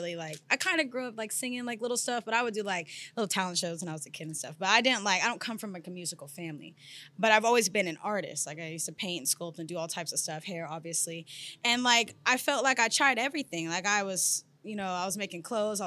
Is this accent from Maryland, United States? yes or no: no; Sacramento, California, United States; I'm from Sacramento, California. That's where I originate